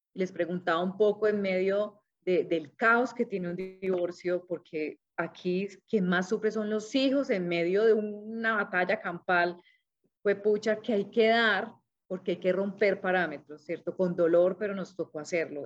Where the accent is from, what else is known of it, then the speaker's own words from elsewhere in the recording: Cali, Valle del Cauca, Colombia; now in Manizales, Colombia; soy caleña